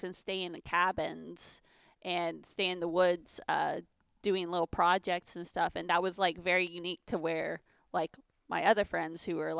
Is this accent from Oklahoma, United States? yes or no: no; Lafayette, Louisiana, United States; also born or lived in Baton Rouge, Louisiana; I was born in Lafayette, Louisiana, and I grew up there up until about college.